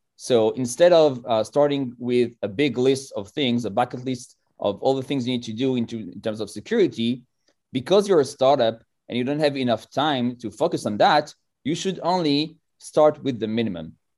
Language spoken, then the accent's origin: English; France; moved away as an adult; now in Israel; I was born in France most, uh, forty-four years ago